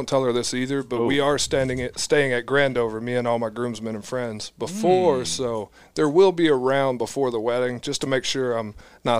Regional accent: Greensboro, North Carolina, United States; I'm from Greensboro, North Carolina.

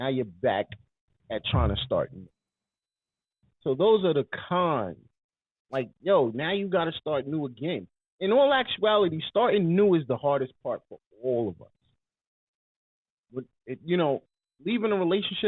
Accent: New York, United States; I'm from New York

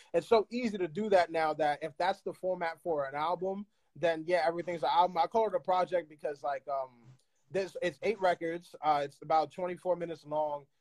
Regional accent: New York, United States; I speak it like I'm from New York and I'm third generation

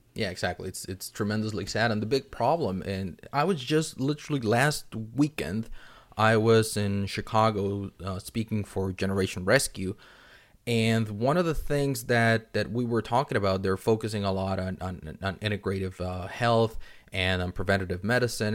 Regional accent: Mexico City, Mexico; moved away; I'm originally from Mexico City

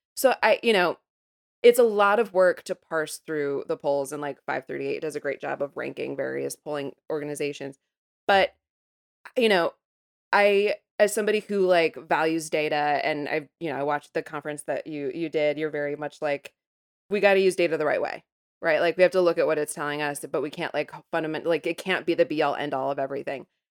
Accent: Midwest, United States; I'm from the Midwest

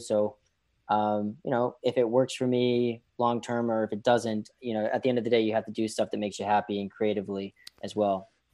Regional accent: Boston, Massachusetts, United States; now in New York City, United States; I grew up in Boston

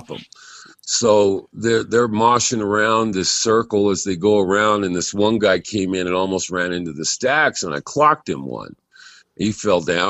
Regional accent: California, United States; moved away as an adult; also born or lived in Hawaii; I'm from California, but I was out in Hawaii for about 10 years.

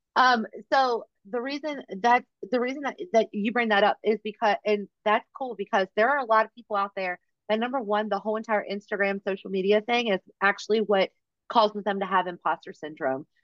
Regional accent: Virginia, United States; we are both from Virginia

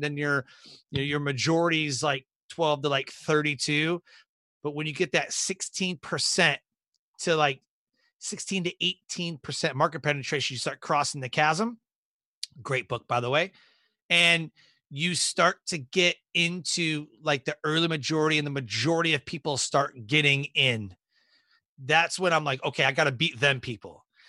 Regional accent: Detroit, Michigan, United States; moved away as an adult; born and raised in Detroit, Michigan and joined the Air Force when I was 18

